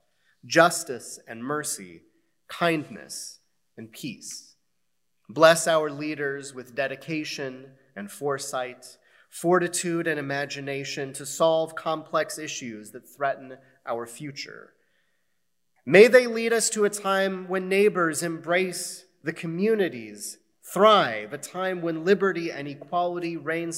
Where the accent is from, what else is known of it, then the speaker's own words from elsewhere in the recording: United States; As American Jews